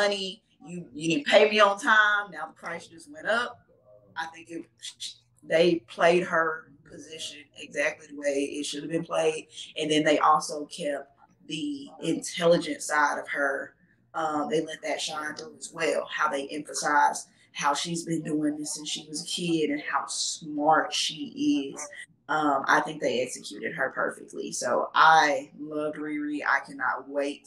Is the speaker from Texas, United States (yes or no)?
yes; Texas, United States; accent: Texas; my Texas accent